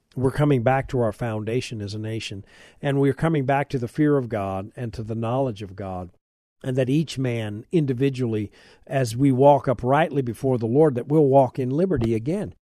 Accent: United States; I'm an American

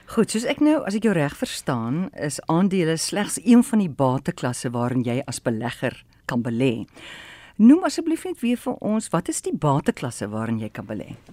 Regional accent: South Africa; as Suid-Afrikaner

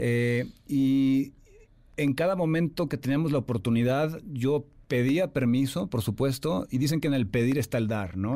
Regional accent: Jalisco, Mexico; Jalisco, que es de donde yo soy, quería que se conectaran más con mis raíces

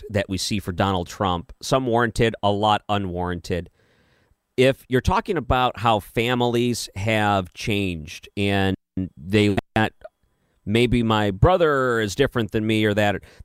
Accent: Detroit, Michigan, United States; moved away; I grew up in the Detroit area

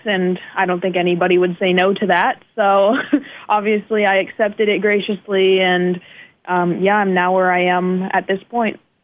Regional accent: northeast of the United States, United States; moved away as an adult; also born or lived in China / Texas / New Jersey / New York; now in Fort Wayne, United States; I was raised in the northeast of the United States

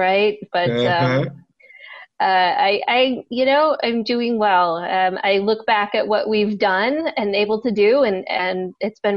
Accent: Detroit, Michigan, United States; moved away as an adult; also born or lived in Washington, D.C.; Detroit is my hometown

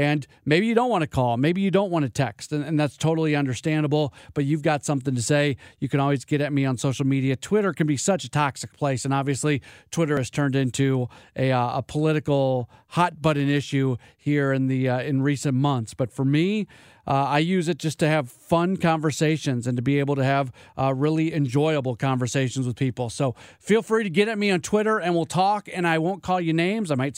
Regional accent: St. Louis, Missouri, United States; moved away as an adult; also born or lived in Milwaukee; get back to St. Louis, get back to my hometown

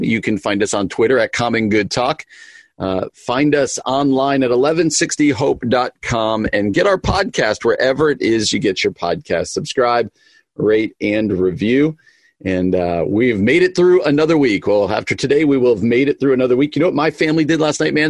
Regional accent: East Coast, United States; I grew up on the East Coast

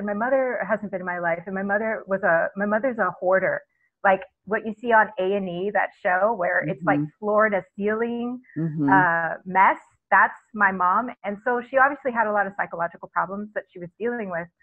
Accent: Texas, United States; growing up in Texas and I went to an evangelical school.

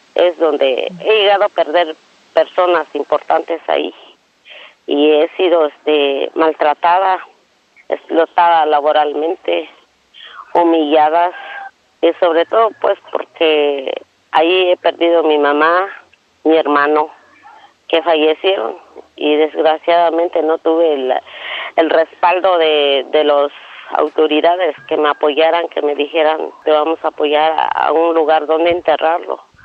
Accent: Francisco I. Madero, Metlatónoc, Guerrero, Mexico; vengo de la comunidad de Francisco y Madero, municipio de Metlatono

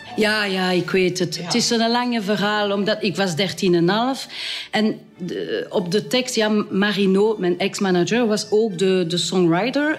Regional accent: Wallonia, Belgium; Dutch is a second language; also born or lived in Brussels periphery; now in Heers, Belgium; ik ben, uh, ik ben Waals

